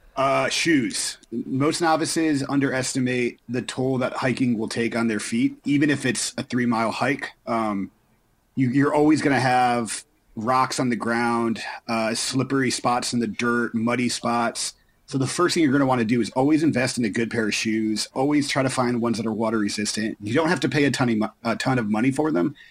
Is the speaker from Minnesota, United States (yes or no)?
no; Florida, United States; growing up in Florida